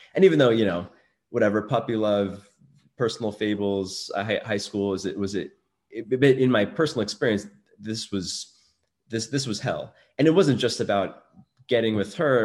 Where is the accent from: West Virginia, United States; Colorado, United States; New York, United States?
New York, United States; New York City; I grew up in Brooklyn